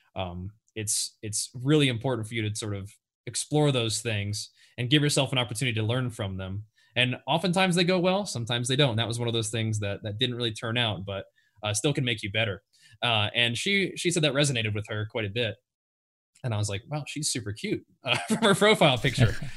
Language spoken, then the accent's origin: English; Nashville, Tennessee, United States; moved away as an adult; now in California, United States; I grew up in Nashville, Tennessee